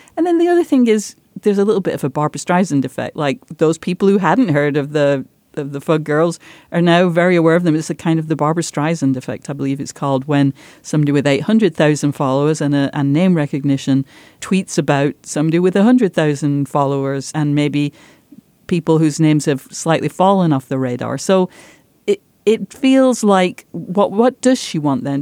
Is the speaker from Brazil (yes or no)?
no; Yorkshire and the Humber, United Kingdom; moved away as an adult; where I grew up, my village once had the most productive pit in Europe